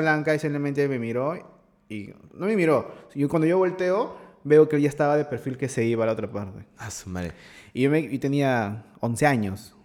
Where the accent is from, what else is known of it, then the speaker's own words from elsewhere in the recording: Lima, Peru; en mi casa, donde me crié, en Los Olivos